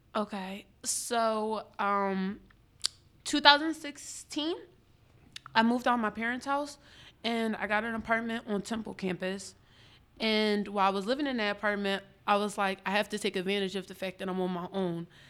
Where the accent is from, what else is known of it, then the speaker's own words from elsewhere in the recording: Upper Darby, Pennsylvania, United States; also born or lived in West Philadelphia, Pennsylvania; I was raised in Upper Darby my whole life